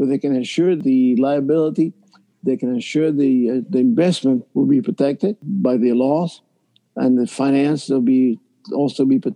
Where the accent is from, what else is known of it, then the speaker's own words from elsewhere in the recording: Cuba; now in Miami, United States; when I was a kid from Cuba